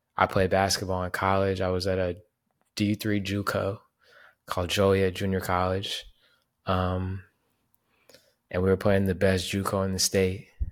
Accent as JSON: {"language": "English", "country": "Panama", "tie": "born or raised there", "said": "my hometown in Panama"}